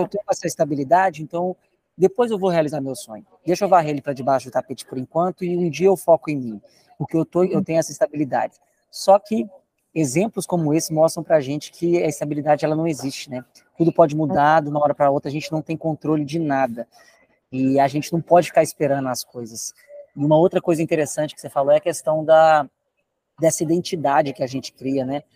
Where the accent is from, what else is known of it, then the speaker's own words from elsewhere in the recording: Belo Horizonte, Minas Gerais, Brazil; moved away; Eu nasci em Belo Horizonte, é uma cidade grande no Brasil